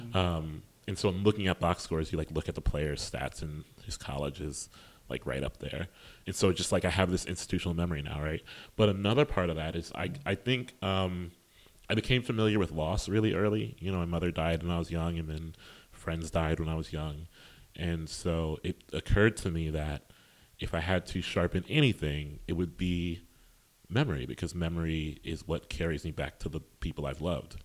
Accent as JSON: {"language": "English", "town": "Columbus", "region": "Ohio", "country": "United States", "said": "I'm from Columbus, Ohio, which is a really strong place for poetry."}